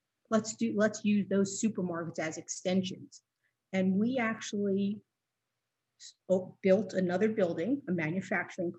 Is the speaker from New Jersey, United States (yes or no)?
yes; Northern New Jersey, United States; I grew up in Northern Jersey. So I'm a definite city girl. We were born and raised in the city.